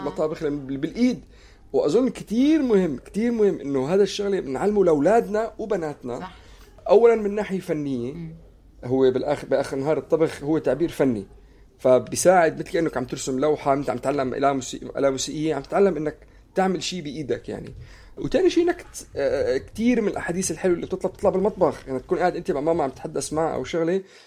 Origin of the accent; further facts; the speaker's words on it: Syria; انا سوري